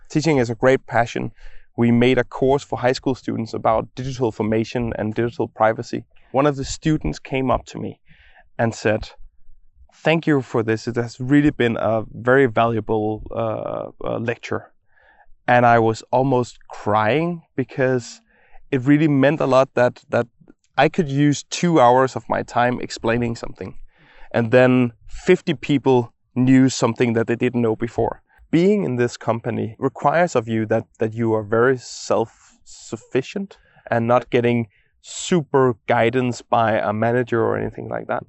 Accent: Copenhagen, Capital Region of Denmark, Denmark; I'm born and raised in Copenhagen

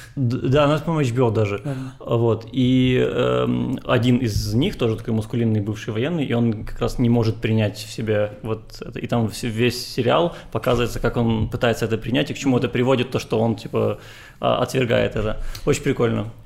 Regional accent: Transnistria, Moldova; moved away; мне детство прошло в Приднестровье

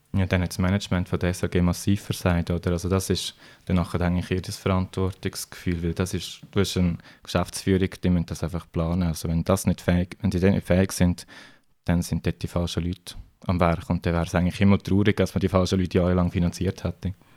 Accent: Switzerland; bei uns in der Schweiz

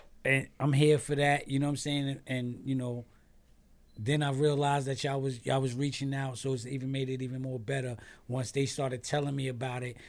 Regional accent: New York City, New York, United States; I'm from Staten Island.

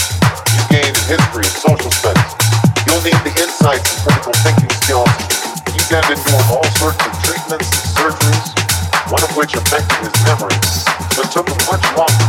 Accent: Chicago, Illinois, United States; my hometown of Chicago, Illinois.

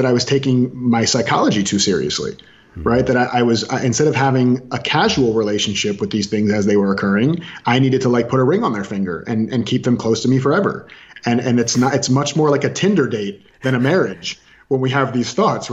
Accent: Orlando, Florida, United States; I was raised in Florida

